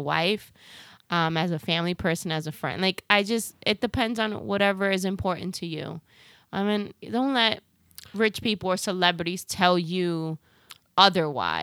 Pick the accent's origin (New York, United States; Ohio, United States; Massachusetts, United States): New York, United States; New York City; accent: Bronx; my Bronx accent